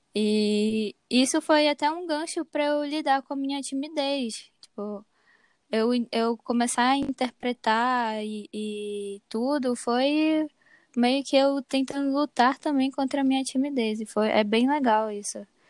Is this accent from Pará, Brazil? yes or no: yes; Castanhal, Pará, Brazil; eu sou daqui de Caxinhal mesmo.